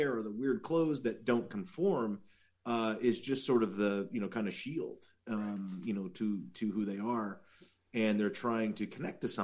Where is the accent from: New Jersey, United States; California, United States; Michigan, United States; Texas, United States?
California, United States; the Valley; I'm from the Valley